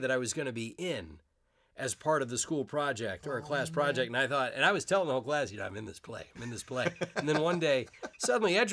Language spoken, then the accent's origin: English; Savannah, Georgia, United States; I grew up in Savannah, Georgia. In Savannah, Georgia. Deep South. I don't have the accent anymore. Just I gradually lost it. I had it when I was a teenager.